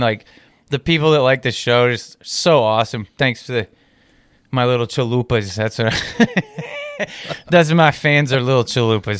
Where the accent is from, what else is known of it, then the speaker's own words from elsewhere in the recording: United States; accent: American; if somebody found out I was from America